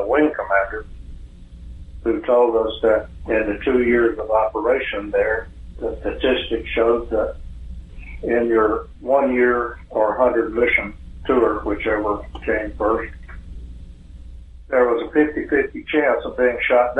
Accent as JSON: {"language": "English", "town": "Freeman", "region": "Georgia", "country": "United States", "tie": "born or raised there", "also_born_or_lived": "Marietta, Georgia", "said": "I was born over in Freeman, Georgia"}